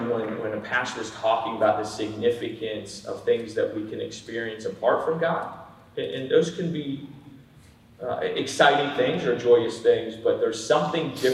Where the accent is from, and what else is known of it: Pennsylvania, United States; moved away